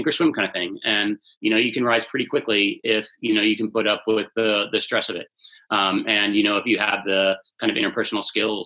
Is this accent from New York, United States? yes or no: no; Bethesda, Maryland, United States; I grew up in Bethesda